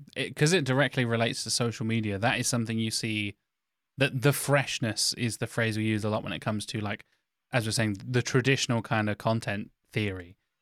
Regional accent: United Kingdom; Me as a British white guy

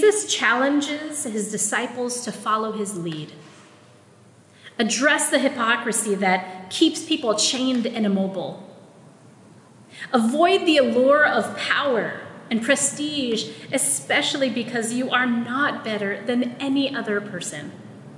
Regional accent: Philippines; first language Tagalog; English is a second language; my Filipino-ness, my Tagalog is my first language-ness

